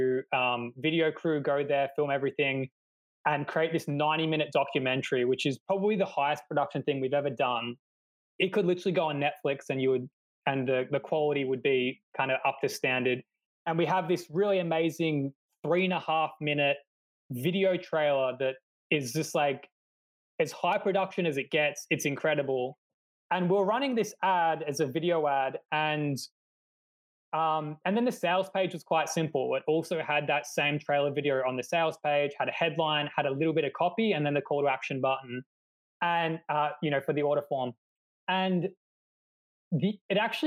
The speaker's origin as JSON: {"language": "English", "country": "Australia", "moved": "as an adult", "lives_now": "Poland", "said": "I'm actually from Australia"}